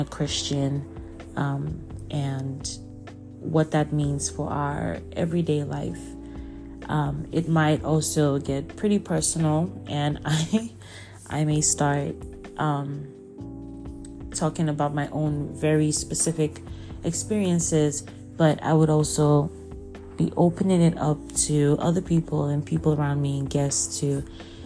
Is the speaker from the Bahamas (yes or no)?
no; Abia, Nigeria; moved away as an adult; now in United States; I'm from Abia State, Nigeria. I grew up in Nigeria, stayed there my whole life until I moved to the U.S. for college